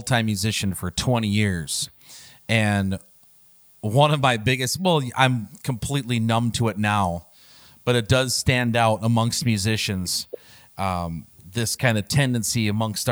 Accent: Turtle Lake, Wisconsin, United States; my hometown of Turtle Lake, Wisconsin

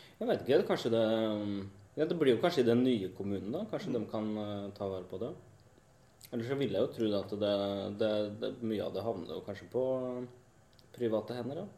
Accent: Indre Østfold, Norway; moved away; den eh, delen av landet jeg kommer fra, fra Indre Østfold

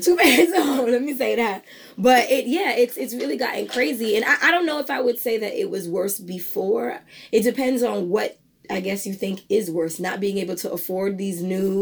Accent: New York City, New York, United States; the borough I'm from

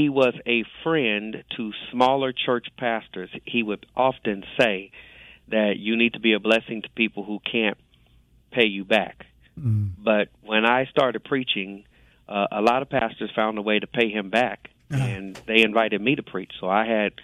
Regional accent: Los Angeles, California, United States; moved away as an adult; now in Jacksonville, United States; I'm born and raised in Los Angeles, California.

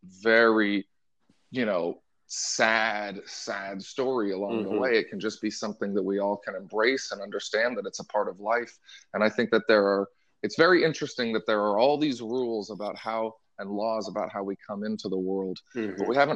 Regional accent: Portland, Oregon, United States; I grew up in Portland, Oregon

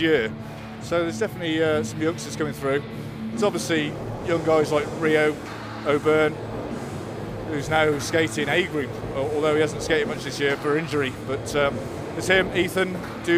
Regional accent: Worcester, West Midlands, United Kingdom; I'm from Worcester, vert skater

